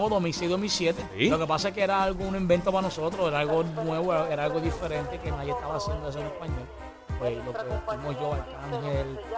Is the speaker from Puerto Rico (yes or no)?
yes; Puerto Rico; also born or lived in New York; yo, nací en Nueva York y me crié en Puerto Rico.